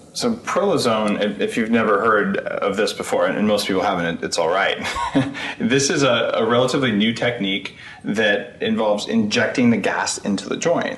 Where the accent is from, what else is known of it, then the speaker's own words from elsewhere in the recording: New Mexico, United States; my home state of New Mexico